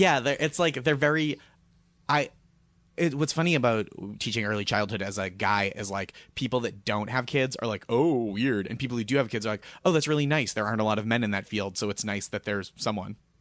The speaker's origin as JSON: {"language": "English", "town": "Boston", "region": "Massachusetts", "country": "United States", "moved": "yes", "said": "I'm from Boston"}